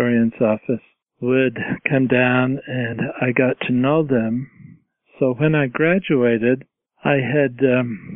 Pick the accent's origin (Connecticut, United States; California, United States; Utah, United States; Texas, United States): Utah, United States; central; I grew up in central Utah in a very small town on a cattle ranch